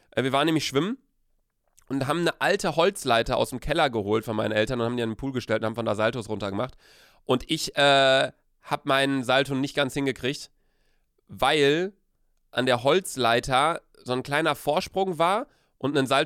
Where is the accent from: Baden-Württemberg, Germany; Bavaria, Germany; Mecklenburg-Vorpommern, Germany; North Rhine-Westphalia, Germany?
North Rhine-Westphalia, Germany; Cologne; als Kölner geht man eigentlich nicht an den Rhein saufen